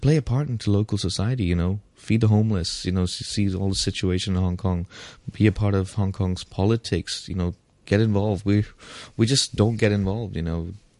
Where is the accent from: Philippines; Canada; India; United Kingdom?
India; English is a second language; I come from India where, you know, yes, we think it's a poor country or whatever, but it's not as bad as coming from a war-torn country.